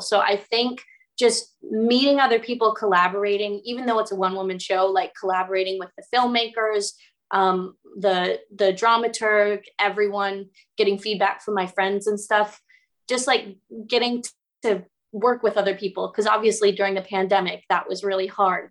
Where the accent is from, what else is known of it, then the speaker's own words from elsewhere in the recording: United States; moved away as an adult; now in United Kingdom; an American living in the UK